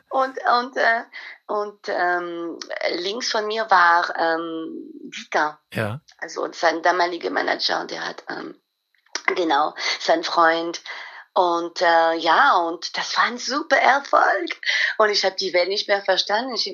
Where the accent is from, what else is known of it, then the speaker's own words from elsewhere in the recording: Paris, Île-de-France, France; German is a second language; ich bin mit der Schule aus Paris gekommen und äh, ich musste ein Praktikum im Ausland wählen. Und ich hatte äh, Stuttgart gewählt, um mein Deutsch zu verbessern.